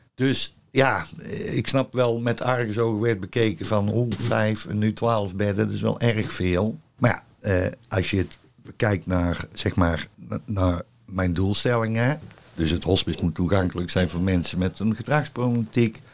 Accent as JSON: {"language": "Dutch", "region": "North Brabant", "country": "Netherlands", "also_born_or_lived": "Zevenbergen / Goeree-Overflakkee", "moved": "as an adult", "said": "ik kom uit Brabant en ik werk nu zes jaar hier"}